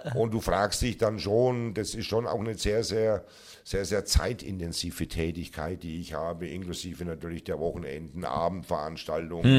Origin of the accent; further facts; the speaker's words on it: Würzburg, Bavaria, Germany; ich natürlich gebürtiger Franke, wenn auch gebürtiger Unterfranke Würzburger bin